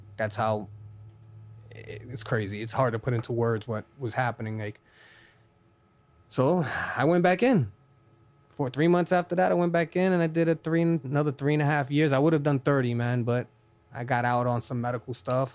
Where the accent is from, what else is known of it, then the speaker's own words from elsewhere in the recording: New York City, New York, United States; now in Florida, United States; I'm originally from Brooklyn, New York